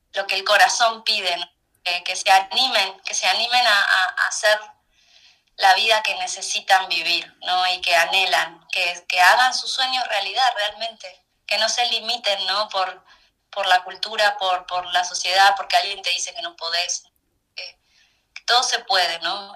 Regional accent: Mar del Plata, Buenos Aires Province, Argentina; moved away as an adult; cuando terminé la escuela me fui de mi ciudad natal, que es Mar del Plata, me fui, vine a Buenos Aires

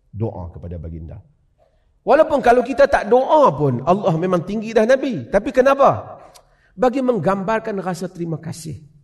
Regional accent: Penang, Malaysia; now in Perlis, Malaysia; Sejak saya lahir di Penang. Duduk di Perlia.

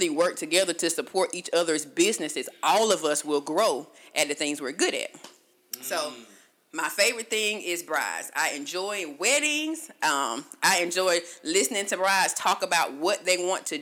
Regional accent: Augusta, Georgia, United States; now in Conyers, United States; I'm from Augusta, but I live in Conyers

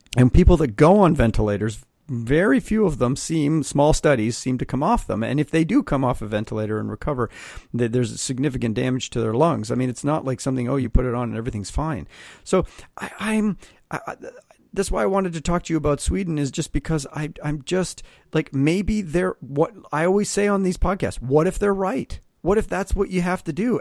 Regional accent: Canada; now in United States; I'm Canadian

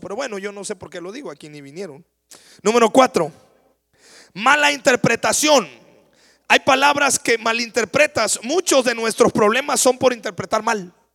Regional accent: Mexico; Yo me crié en la Noria.

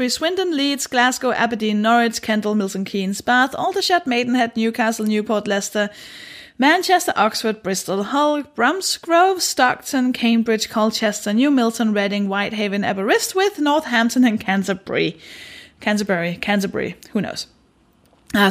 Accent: Denmark; I'm a stand-up comedian, and I'm from Denmark

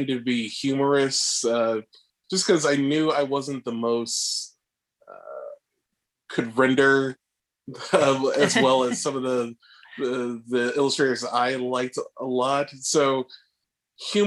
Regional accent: Massachusetts, United States; moved away as an adult; also born or lived in Savannah, Georgia / Chicago; now in Los Angeles, United States; So I'm originally from Massachusetts and I went to undergrad in Savannah, Georgia

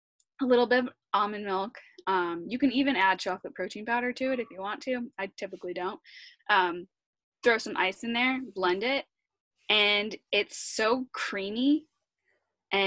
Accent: New York, United States; I grew up in New York

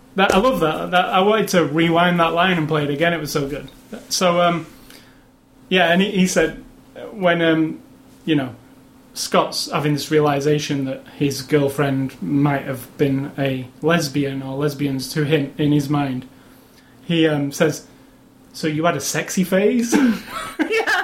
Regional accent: Manchester, North West England, United Kingdom; Captain America it was filmed in my hometown of Manchester

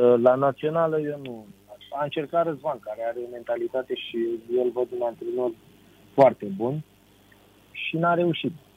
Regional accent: Romania; la noi în România

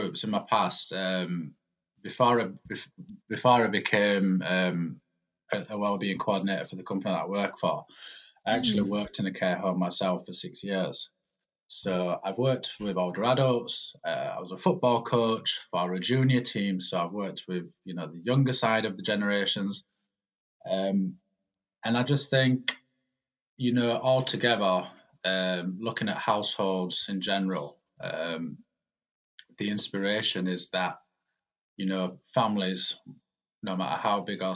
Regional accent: Malta; moved away as an adult; also born or lived in England; now in Huddersfield, United Kingdom; I was born in England. And then at the age of eight, my parents moved to a little island in the Mediterranean, which you might have heard of, called Malta. So then I spent from the age of eight to 23 living over there

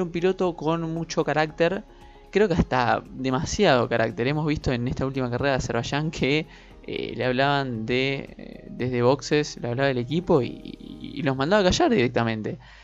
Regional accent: Argentina; nosotros justamente somos argentinos

